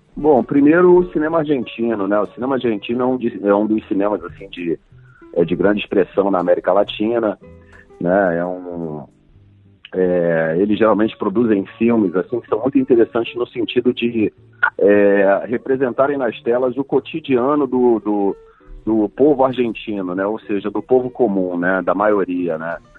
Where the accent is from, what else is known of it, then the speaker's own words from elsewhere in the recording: Brazil; representar o meu país é, mundo afora, né, como, como brasileiro, como ator brasileiro